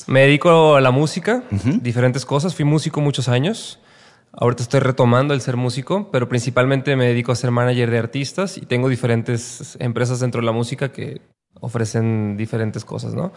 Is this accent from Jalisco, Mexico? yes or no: yes; Guadalajara, Jalisco, Mexico; moved away as an adult; also born or lived in Mexico City; Soy de Guadalajara. Nací en Guadalajara.